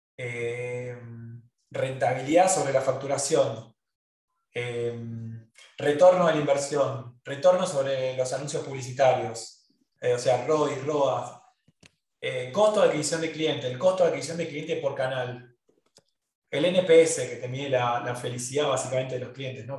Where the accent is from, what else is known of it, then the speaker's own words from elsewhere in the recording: Argentina; Todos los que somos argentinos